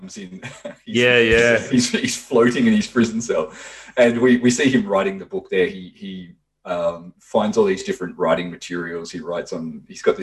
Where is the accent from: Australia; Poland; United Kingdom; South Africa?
Australia; Tasmania; I'm a Tasmanian